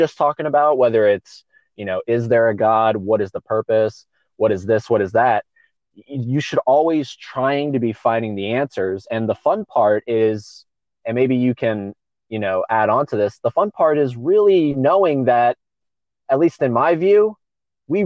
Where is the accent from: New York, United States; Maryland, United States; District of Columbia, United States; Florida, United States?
Florida, United States; Palm Coast; also born or lived in St. Augustine, Florida; now in Orlando, United States; I grew up in a town called Palm Coast. It's like an hour and a half from Orlando north